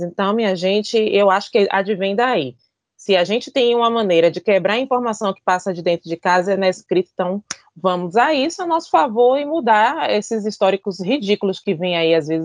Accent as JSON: {"language": "Portuguese", "region": "Bahia", "country": "Brazil", "said": "sou baiana, sou teropolitana, apaixonada pela minha cidade"}